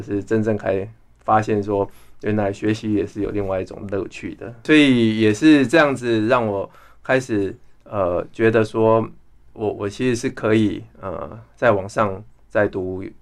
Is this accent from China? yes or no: no; Wandan, Pingtung County, Taiwan; moved away; also born or lived in Texas, United States; 我其实是在乡下长大的孩子，我的老家是在屏东万丹